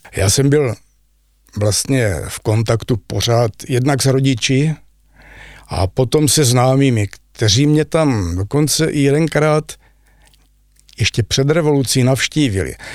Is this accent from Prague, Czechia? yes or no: no; Zlín, Zlín Region, Czechia; moved away as an adult; also born or lived in Austria; já jsem rodilý Zlíňák